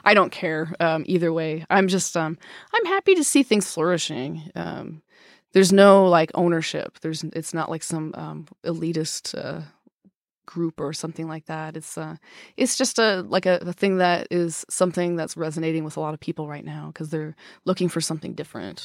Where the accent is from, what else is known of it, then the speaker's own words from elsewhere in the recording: Wisconsin, United States; now in Seattle, United States; I grew up in Wisconsin